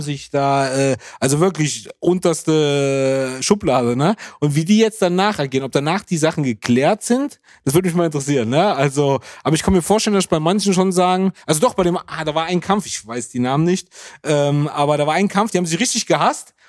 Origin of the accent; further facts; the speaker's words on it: Germany; als Deutscher